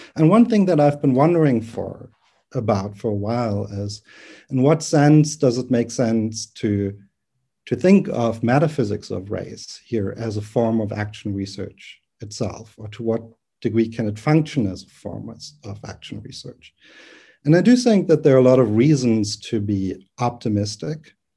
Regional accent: Berlin, Germany; English is a second language; moved away as an adult; also born or lived in United States; I'm originally from Berlin, from Germany. I'm not a native English speaker.

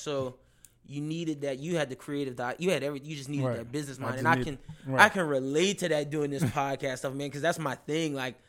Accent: Lafayette, Louisiana, United States; because I'm from Lafayette

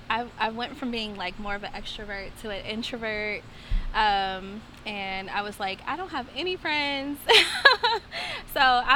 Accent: Indianapolis, Indiana, United States; moved away as an adult; now in Jackson, United States; So I am from Indianapolis

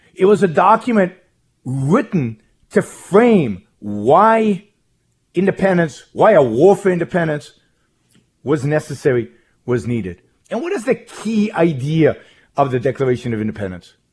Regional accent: Israel; moved away as an adult; I was born in Israel, born in Israel, raised in Israel, lived most of my early life in Israel

